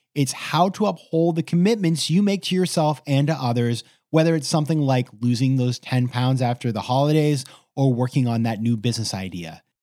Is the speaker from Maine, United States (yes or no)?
yes; Maine, United States; my home state of Maine